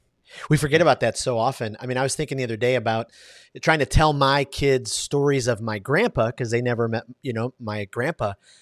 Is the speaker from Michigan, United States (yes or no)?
yes; Detroit, Michigan, United States; So even though I grew up in Detroit, man, I just love the Splendid Splinter.